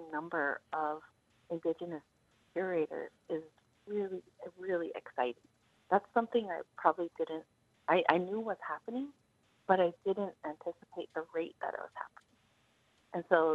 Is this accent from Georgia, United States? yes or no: no; Zuni Pueblo, New Mexico, United States; I'm from Zuni Pueblo